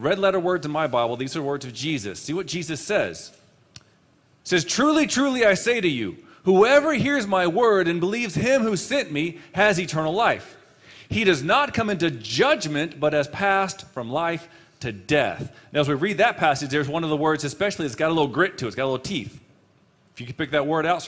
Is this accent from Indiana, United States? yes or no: no; San Antonio, Texas, United States; also born or lived in Amarillo, Texas; We came from Amarillo, Texas, and said, let's move to the hills of San Antonio area